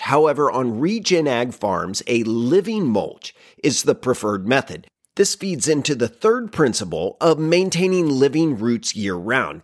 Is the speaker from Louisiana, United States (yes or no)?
no; Oklahoma, United States; my home state of Oklahoma